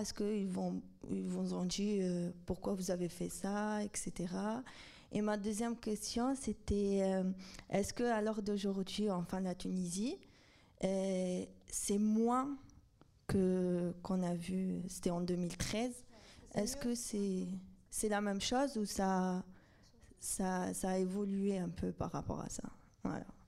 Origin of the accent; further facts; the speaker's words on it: Algeria; je suis algérienne